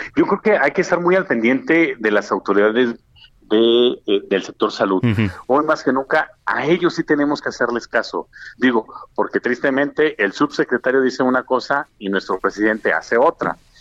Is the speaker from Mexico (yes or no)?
yes; Mexico; como mexicanos